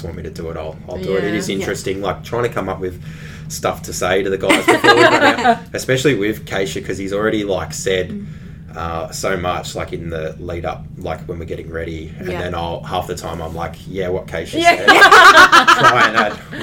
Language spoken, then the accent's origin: English; Ocean Grove, Victoria, Australia; I'm from Ocean Grove.